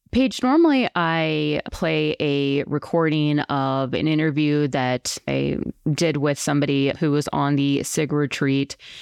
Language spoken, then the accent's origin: English; Colorado, United States; moved away as an adult; also born or lived in New York City; I'm from Colorado, I left when I was eighteen, went to New York City